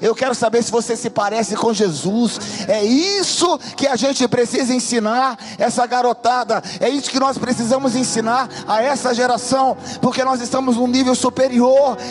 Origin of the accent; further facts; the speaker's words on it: Brazil; eu sou brasileiro de nacionalidade, mas eu também tenho outras, eu tenho outras nacionalidades